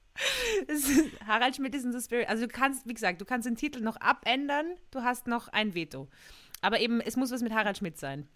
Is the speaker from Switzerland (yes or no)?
no; Austria; accent: Austrian dialect